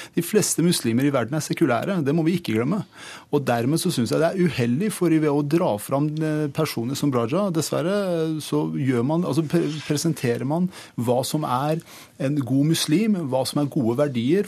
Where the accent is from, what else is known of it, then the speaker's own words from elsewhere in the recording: Iran; now in Norway; jeg er født i Iran, oppvokst i Iran